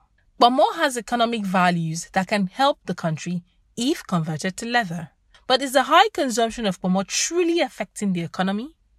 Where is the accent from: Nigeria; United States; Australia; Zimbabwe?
Nigeria